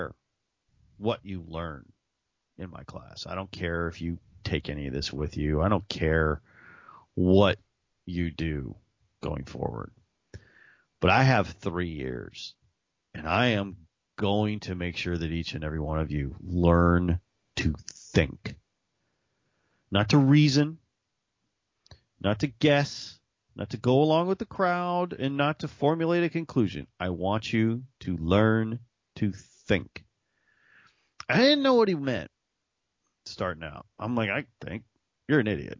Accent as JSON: {"language": "English", "region": "Texas", "country": "United States", "said": "I'm a schmuck from Texas with a podcast"}